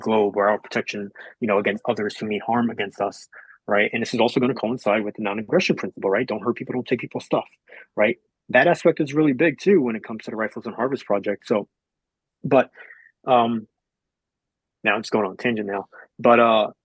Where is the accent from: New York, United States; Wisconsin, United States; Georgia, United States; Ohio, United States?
New York, United States; Long Island; moved away; I was born and raised in New York. Yep, I was born and raised in Long Island, more specifically